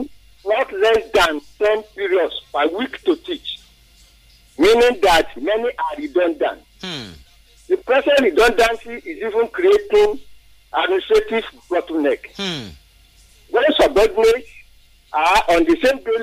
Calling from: Obada, Ogun State, Nigeria; calling from Obada

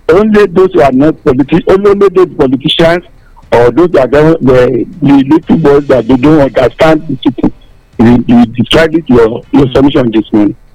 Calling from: Ilakari, Nigeria; I'm calling from Ilakari

